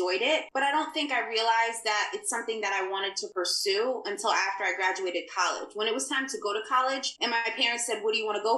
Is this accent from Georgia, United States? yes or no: no; New Jersey, United States; I'm in the United States. I grew up in New Jersey and I grew up in the hood.